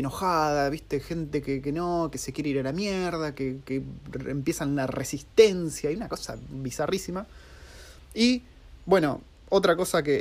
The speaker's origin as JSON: {"language": "Spanish", "country": "Argentina", "moved": "as an adult", "lives_now": "New Zealand", "said": "cómo somos los argentinos"}